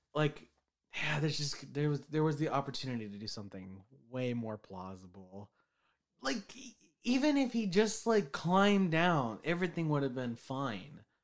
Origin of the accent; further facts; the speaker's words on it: United States; I'm American